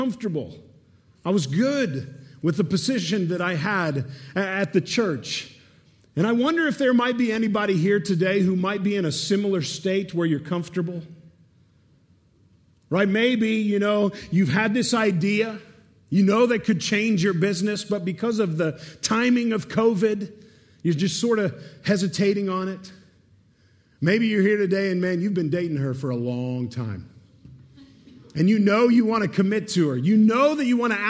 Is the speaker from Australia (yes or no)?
no; Pittsburgh, Pennsylvania, United States; Erica and I, born and raised in Pittsburgh, we met at Geneva College